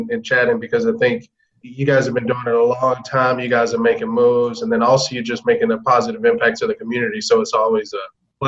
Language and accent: English; Atlanta, Georgia, United States; I'm from Atlanta originally. What made me somewhat different was, you know, I grew up a ward of the state